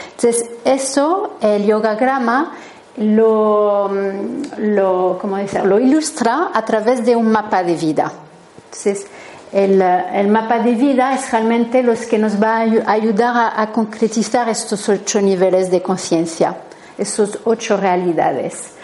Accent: France; Spanish is a second language; soy francesa, así que si notáis un acento es normal.

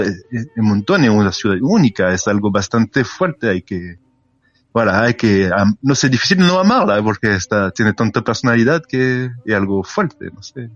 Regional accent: France; Spanish is a second language; como francés

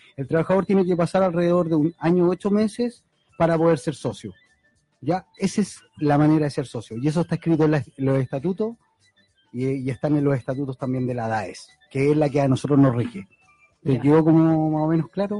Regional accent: Valparaíso, Chile; somos de Valparaíso

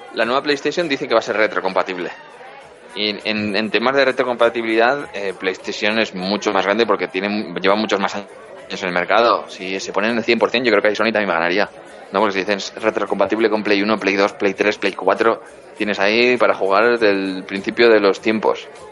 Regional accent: Pamplona, Navarre, Spain; mi tierra, en Pamplona

